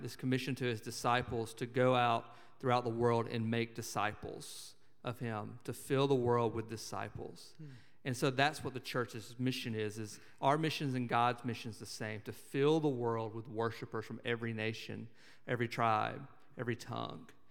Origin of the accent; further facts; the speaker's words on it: Montgomery, Alabama, United States; I grew up in Montgomery, Alabama